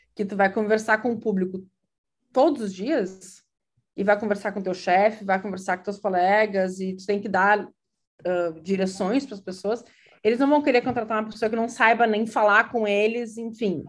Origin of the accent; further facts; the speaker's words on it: Uruguaiana, Rio Grande do Sul, Brazil; first language Portuguese; moved away as an adult; also born or lived in Porto Alegre, Brazil / southern Brazil; now in Providence, United States; Eu eu sou natural de Uruguaiana, mas morei por muito tempo em vários lugares do Sul